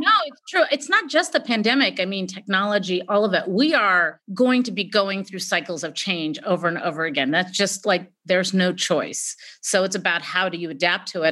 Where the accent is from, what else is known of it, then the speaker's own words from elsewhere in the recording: California, United States; I was born here, you know, when you're the daughter of immigrant parents